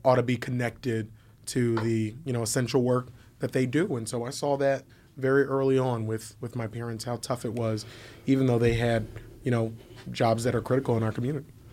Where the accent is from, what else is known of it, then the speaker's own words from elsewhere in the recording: Philadelphia, Pennsylvania, United States; I'm, I'm from, from North Philly. Born, born and raised on the playground